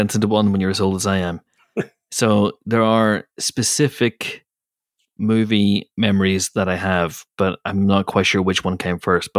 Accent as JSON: {"language": "English", "town": "Banbridge", "region": "Northern Ireland", "country": "United Kingdom", "tie": "born or raised there", "said": "Banbridge, Northern Ireland, which is my hometown"}